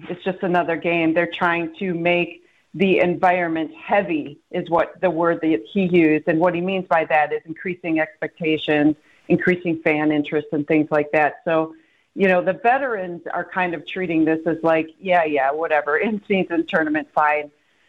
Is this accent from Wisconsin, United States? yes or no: yes; Milwaukee, Wisconsin, United States; I'm from Milwaukee